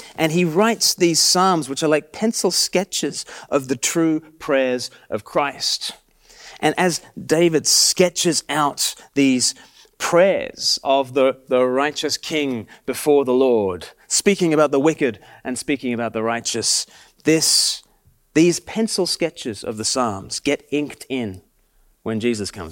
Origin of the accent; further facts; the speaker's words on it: Australia; now in Sussex, United Kingdom; I'm from Australia